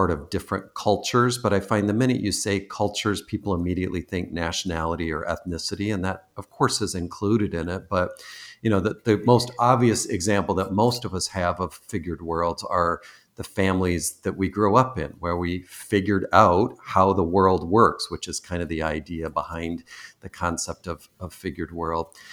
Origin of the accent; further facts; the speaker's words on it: East Coast, United States; also born or lived in Michigan; I recently moved from Michigan, though I'm originally from the East Coast, and my parents were Canadian, but I I now live on the West Coast